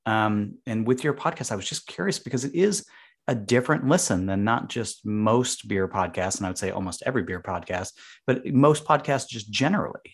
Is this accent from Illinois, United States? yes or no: yes; Chicago, Illinois, United States; now in Boston, United States; I'm from Chicago, and even though it is a very big city